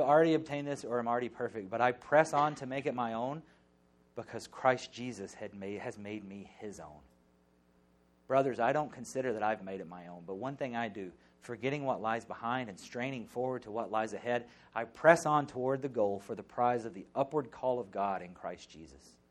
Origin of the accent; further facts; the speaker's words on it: the South, United States; moved away; I grew up in the South.